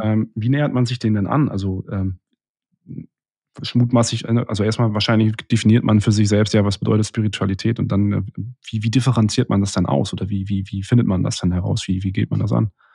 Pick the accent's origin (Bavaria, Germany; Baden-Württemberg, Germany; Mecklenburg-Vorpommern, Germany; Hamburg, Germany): Mecklenburg-Vorpommern, Germany; Rostock; moved away; ich bin grad bei einem, äh, sehr, äh, engen Freund von mir in, in Rostock aus meiner Heimatstadt